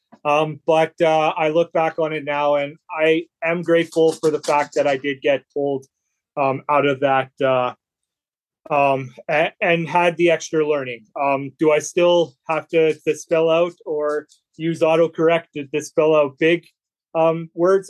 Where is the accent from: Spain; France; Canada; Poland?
Canada; Brandon, Manitoba; now in Melita, Canada; I'm originally from Brandon, Manitoba, Canada, but I live now in Melitta, Manitoba, Canada.